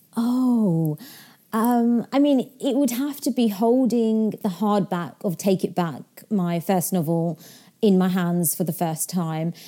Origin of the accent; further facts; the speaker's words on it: London, United Kingdom; also born or lived in Yorkshire; I was in Yorkshire, so I wasn't in my hometown where I grew, grew up. You know, I'm back in London now